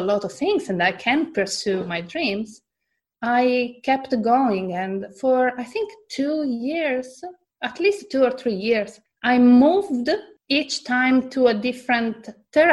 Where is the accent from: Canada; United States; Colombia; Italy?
Italy; moved away as an adult; also born or lived in Australia; I come from Italy and there, it's not normal to change job